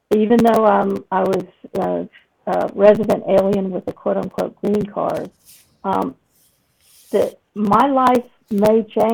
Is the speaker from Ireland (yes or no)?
no; United Kingdom; now in United States; though you can't tell by my accent, I've lived in the States well over four decades. I'm originally a citizen of Great Britain.